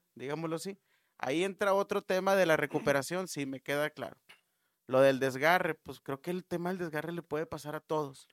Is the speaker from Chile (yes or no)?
no; Mexico; como mexicano